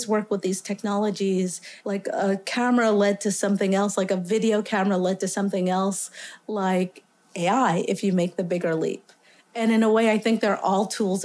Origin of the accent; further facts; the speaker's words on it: New York City, New York, United States; I grew up in Staten Island, Tottenville, Staten Island, southernmost tip of Staten Island and actually New York.